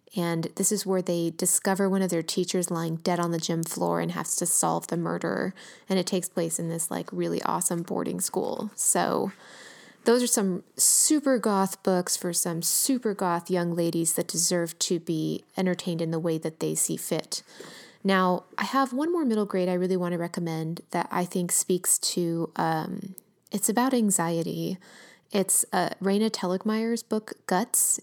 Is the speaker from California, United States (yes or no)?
yes; Los Angeles, California, United States; my hometown, working class